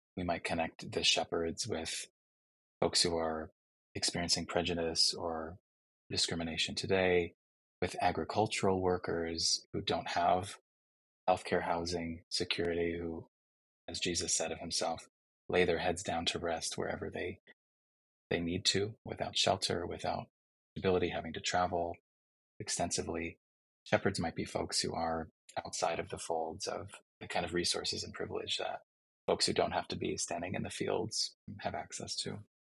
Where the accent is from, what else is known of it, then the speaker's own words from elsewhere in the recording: Chicago, Illinois, United States; my hometown of Chicago